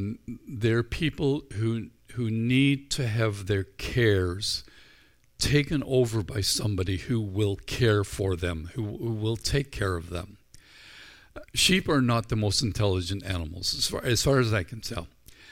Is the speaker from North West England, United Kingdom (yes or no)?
no; Northern Ireland, United Kingdom; I grew up in Northern Ireland where sheep are plentiful.